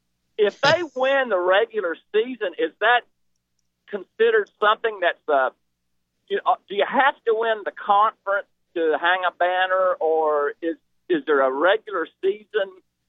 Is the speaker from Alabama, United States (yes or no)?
yes; Alabama, United States; moved away; I'm an older guy. I'm originally from Alabama